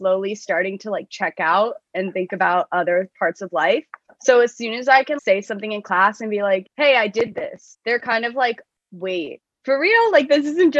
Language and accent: English; Florida, United States; I worked for a representative from my hometown